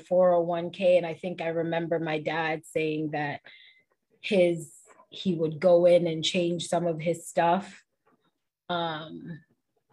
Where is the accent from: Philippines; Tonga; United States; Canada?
United States; New York City, New York; growing up in the Bronx and in New York